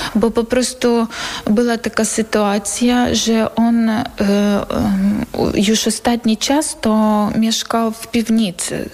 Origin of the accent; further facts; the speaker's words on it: Bakhmut, Donetsk Oblast, Ukraine; Polish is a second language; moved away as an adult; now in Poland; Jestem z miasta Bachmut. Przyjechałam tutaj do Polski z miasta Bachmut.